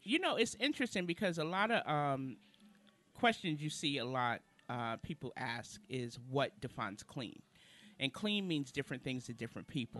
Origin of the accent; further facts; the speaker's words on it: New York City, New York, United States; moved away as an adult; now in Charlotte, United States; originally I'm from Brooklyn, New York. I've been in Charlotte now since 2003